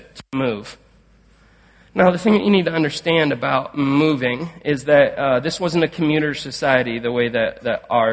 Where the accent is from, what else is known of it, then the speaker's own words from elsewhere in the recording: Canton, Ohio, United States; moved away; I grew up around Canton, Ohio